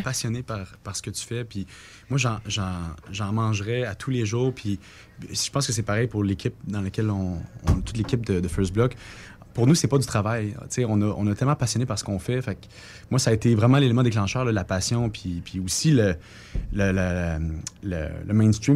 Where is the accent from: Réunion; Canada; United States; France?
Canada; Quebec; nous, au Québec